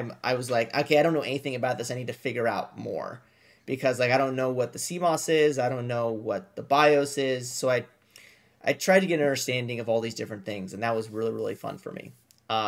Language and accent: English; Washington, United States; I'm from the area, right? I'm from Washington State.